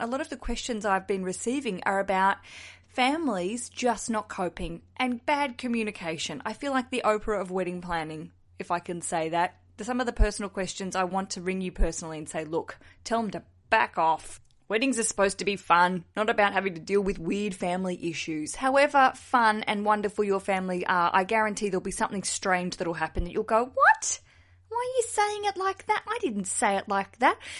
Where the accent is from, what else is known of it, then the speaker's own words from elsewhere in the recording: Australia; accent: Aussie; I'm an Aussie, if you can hear from my accent, down south in Australia